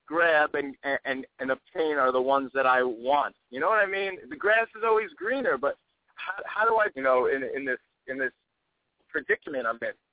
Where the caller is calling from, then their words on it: New York City, New York, United States; I'm calling from Brooklyn, New York.